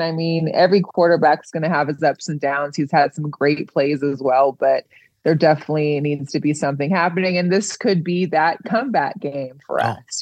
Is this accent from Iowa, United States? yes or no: no; Seattle, Washington, United States; I'm from Seattle